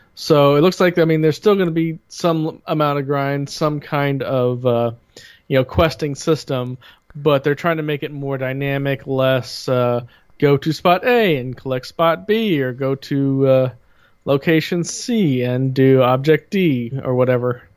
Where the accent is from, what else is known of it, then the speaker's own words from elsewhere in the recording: United States; I am an American